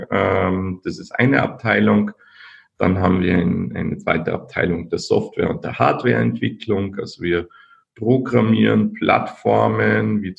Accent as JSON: {"language": "German", "town": "Linz", "region": "Upper Austria", "country": "Austria", "said": "Ich komme aus Linz, Österreich an der Donau, und heute ist 6. Dezember, mein Namenstag."}